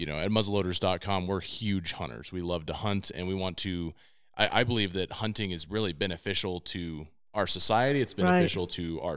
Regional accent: Oregon, United States; I'm from Oregon

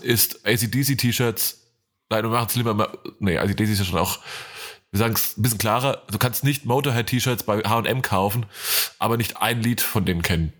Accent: Hesse, Germany; moved away; in meiner Heimat

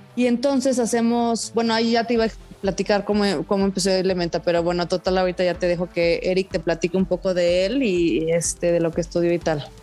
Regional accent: Ciudad Victoria, Tamaulipas, Mexico; moved away as an adult; also born or lived in Puebla / Paris / New York; mi hermano y yo somos de Ciudad Victoria, Tamaulipas.

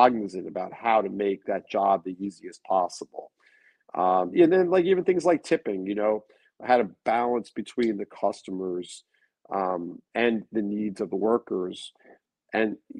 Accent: Long Beach, New York, United States; now in New York City, United States; where I grew up in Long Beach

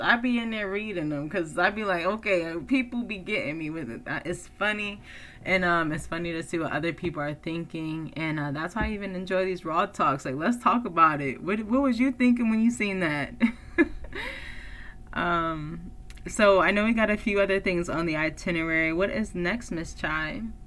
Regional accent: East Coast, United States; moved away; I come from the East Coast where it's like very government oriented like you know because it's like that's where washington dc is

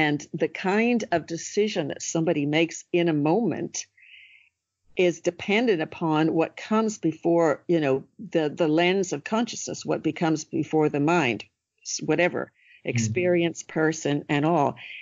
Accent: California, United States; now in Ireland; I grew up in California where, you know, you spend a lot of time sleeping outside as a child

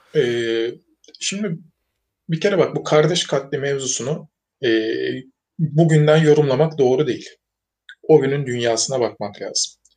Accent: Turkey; biz bugün Türk'üz, milliyetçiyiz

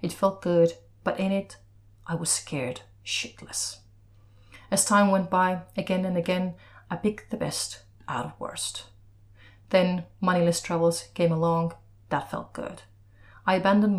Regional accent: Estonia; moved away; from Estonia

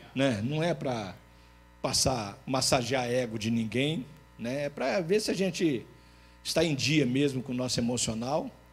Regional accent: Linhares, Espírito Santo, Brazil; moved away; em Linhares, pelo menos na minha terra

